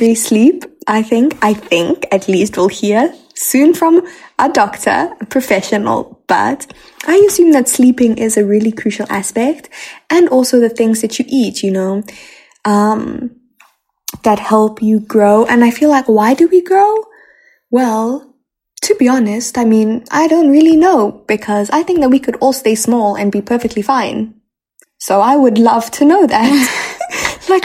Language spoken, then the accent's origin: English; Botswana; growing up in Botswana, we have zebras